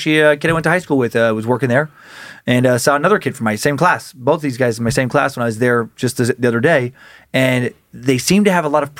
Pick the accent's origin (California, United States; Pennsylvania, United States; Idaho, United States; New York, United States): Idaho, United States; Riggins; moved away; Riggins, my hometown